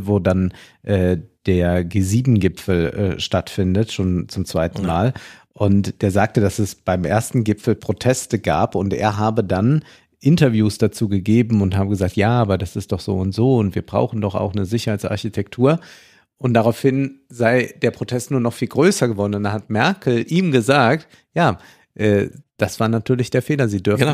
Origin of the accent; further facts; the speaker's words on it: Germany; uns als Deutsche